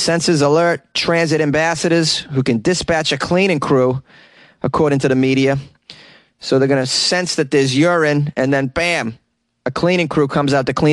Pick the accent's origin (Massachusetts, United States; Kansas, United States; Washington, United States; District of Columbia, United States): Massachusetts, United States; Boston; my hometown